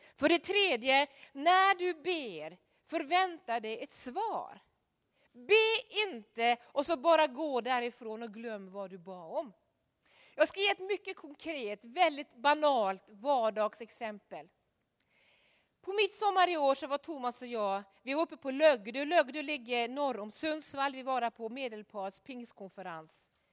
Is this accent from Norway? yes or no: yes; Norway; moved away; hemma i Norge